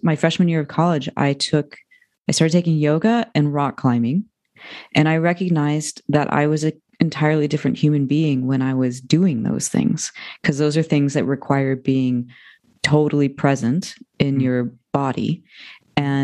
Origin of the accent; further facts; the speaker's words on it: United States; now in Ojai, United States; I'm from outside of Washington, D.C. So I made the East Coast to West Coast transition